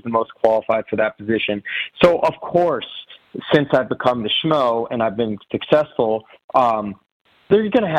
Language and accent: English; Chicago, Illinois, United States; I'm from Chicago